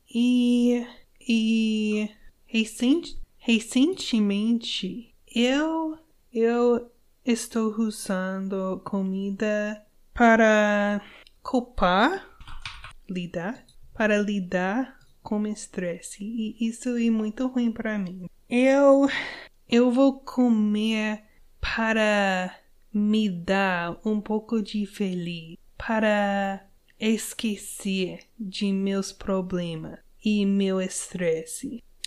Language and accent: Portuguese; United States; Portuguese is a second language; eu sou uma gringa eu sou americana